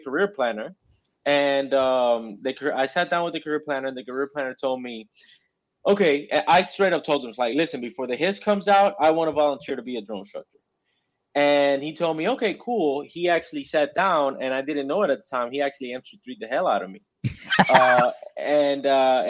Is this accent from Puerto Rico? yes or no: yes; Mayagüez, Puerto Rico; moved away as an adult; now in Camp Pendleton, United States; I'm originally from Mayagüez, Puerto Rico. That's a little spot on the west side of Puerto Rico. Born, raised, recruited, and recruited in Puerto Rico